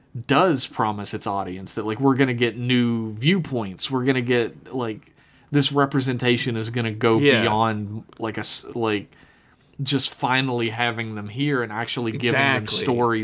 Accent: Brazil; I'm from Brazil.

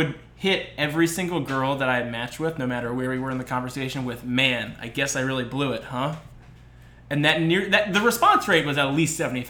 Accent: Westchester, New York, United States; moved away; I was originally from Westchester, New York

